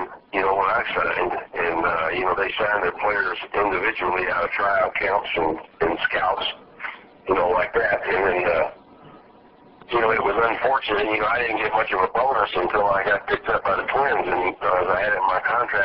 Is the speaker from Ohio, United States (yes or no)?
no; Fort Worth, Texas, United States; I'm from the Fort Worth area.